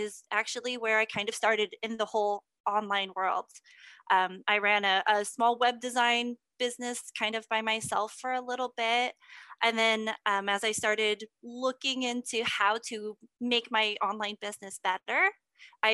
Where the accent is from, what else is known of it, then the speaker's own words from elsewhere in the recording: Texas, United States; I'm from Texas.